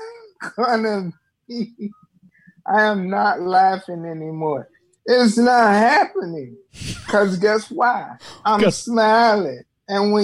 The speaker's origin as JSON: {"language": "English", "area": "Ford Heights", "region": "Illinois", "country": "United States", "tie": "born or raised there", "said": "I was raised in Four Heights, Illinois"}